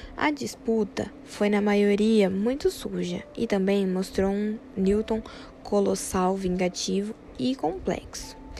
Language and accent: Portuguese; Americana, São Paulo, Brazil; Sou de Americana, interior de São Paulo